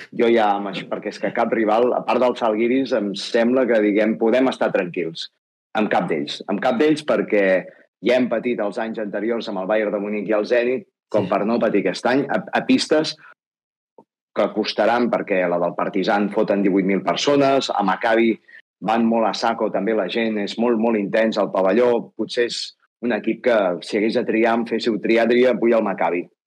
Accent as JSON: {"language": "Catalan", "town": "Manresa", "region": "Catalonia", "country": "Spain", "said": "sóc de Manresa"}